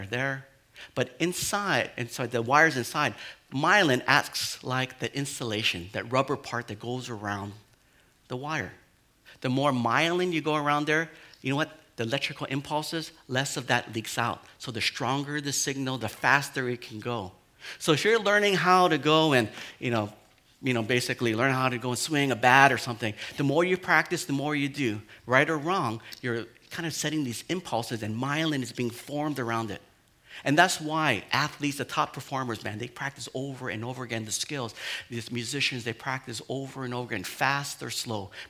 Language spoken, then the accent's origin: English; Hawaii, United States; I'm like a Hawaiian boy